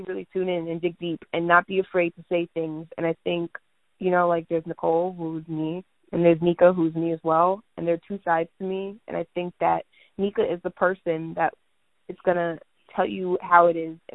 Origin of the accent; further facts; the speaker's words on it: Jamaica; I'm Jamaican